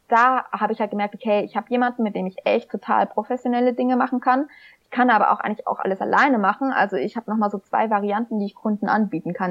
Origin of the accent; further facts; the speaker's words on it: Schweinfurt, Bavaria, Germany; schon mit 14 für das Schweinfurter Tagblatt, wo ich herkomme